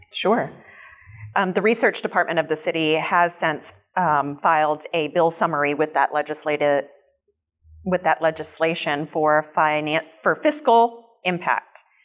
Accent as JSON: {"language": "English", "town": "Jacksonville", "region": "Florida", "country": "United States", "tie": "born or raised there", "said": "I grew up in Jacksonville. I love this city"}